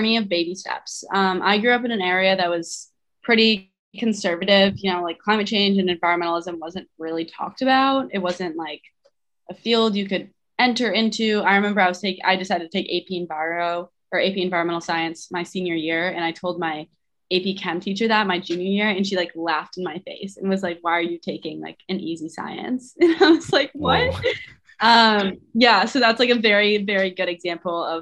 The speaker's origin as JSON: {"language": "English", "country": "United States", "tie": "born or raised there", "said": "I grew up on Lake Michigan"}